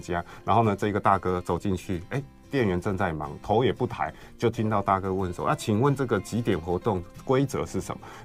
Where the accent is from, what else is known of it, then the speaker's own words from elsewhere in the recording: Kaohsiung, Taiwan; 我高雄人。好，我们家呢，在凤山